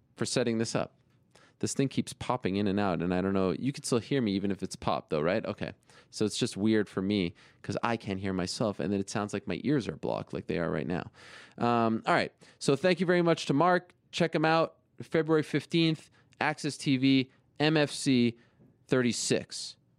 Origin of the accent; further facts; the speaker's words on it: Canada; Canadians, like uh, like like my home country